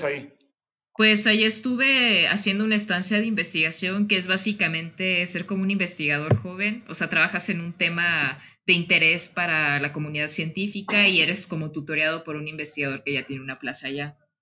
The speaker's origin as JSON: {"language": "Spanish", "country": "Mexico", "also_born_or_lived": "León, Guanajuato", "said": "uno como mexicano"}